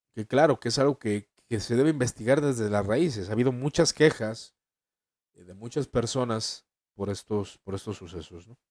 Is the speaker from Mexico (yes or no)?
yes; Mexico; En mi país México